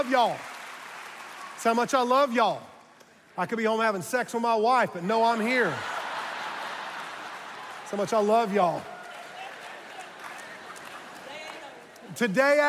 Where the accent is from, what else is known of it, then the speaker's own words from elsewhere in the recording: Charleston, South Carolina, United States; I was born in Charleston